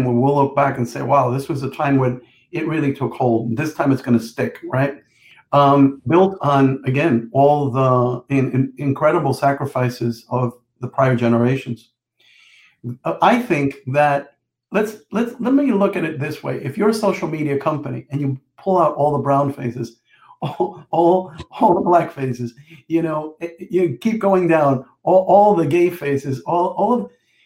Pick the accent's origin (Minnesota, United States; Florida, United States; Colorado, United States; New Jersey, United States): New Jersey, United States; Jersey City; growing up in Jersey City, New Jersey